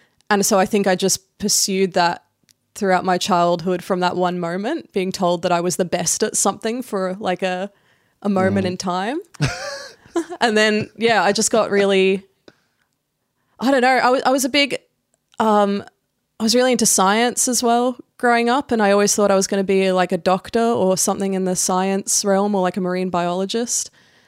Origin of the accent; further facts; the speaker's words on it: Australia; also born or lived in Indonesia; I grew up in between Australia and Indonesia. So I was a military kid. My dad's in the Air Force. And I moved around every 5 years. So I tell people I'm from Canberra because